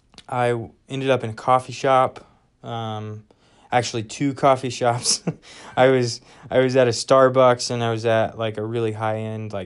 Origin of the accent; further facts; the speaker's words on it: Midwest, United States; We're from the Midwest, but we were out in West Virginia for my wife's master's degree.